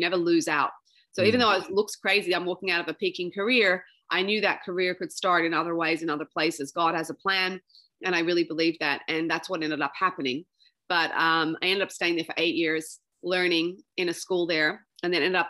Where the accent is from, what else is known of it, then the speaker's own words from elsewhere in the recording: Sydney, New South Wales, Australia; grew up there